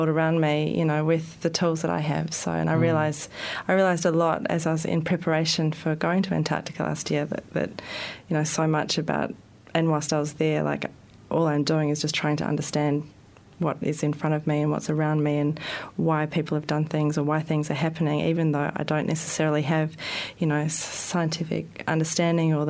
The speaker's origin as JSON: {"language": "English", "town": "Melbourne", "region": "Victoria", "country": "Australia", "also_born_or_lived": "Sydney", "moved": "as an adult", "lives_now": "Wellington, New Zealand", "said": "I'm originally from Melbourne and I did part of my art training there."}